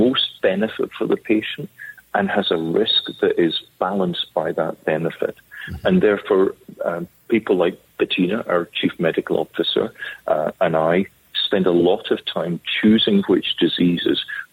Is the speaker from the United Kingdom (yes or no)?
yes; Scotland, United Kingdom; moved away; also born or lived in London / Cambridge / Duke, United States; I'm a Scottish physician